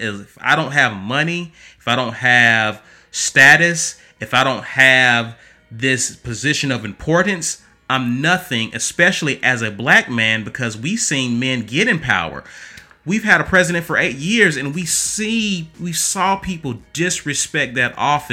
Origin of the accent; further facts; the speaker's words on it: Alabama, United States; we're from Alabama, we're in the South